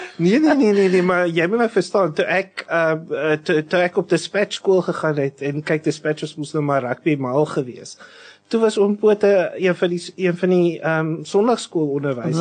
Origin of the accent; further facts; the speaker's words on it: Western Cape, South Africa; waar ek vandaan kom wat nou hy net oor die bult uit die noordelike voorstede is